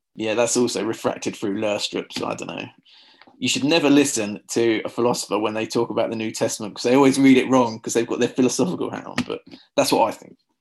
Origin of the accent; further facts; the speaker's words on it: Luton, East of England, United Kingdom; I'm from a town called Luton. Uh, we, we say Luton here in Luton